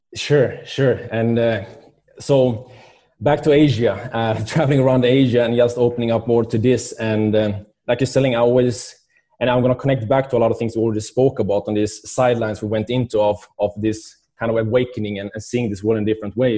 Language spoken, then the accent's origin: English; Sweden; moved away; I was, uh, growing up in Sweden